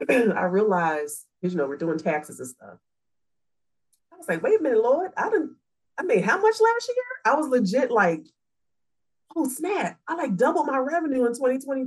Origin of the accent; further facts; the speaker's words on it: Philadelphia, Pennsylvania, United States; I'm from Philly.